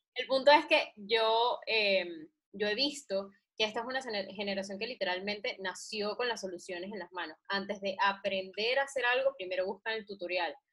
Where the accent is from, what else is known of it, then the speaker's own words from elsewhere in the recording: Venezuela; los venezolanos somos los nuevos chinos